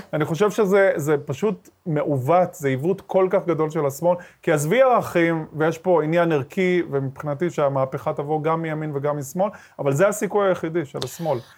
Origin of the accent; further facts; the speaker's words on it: Ashkelon, Southern District, Israel; also born or lived in Sderot; כשאני גדלתי באשקלון, במשפחה דתית, ימנית, מזרחית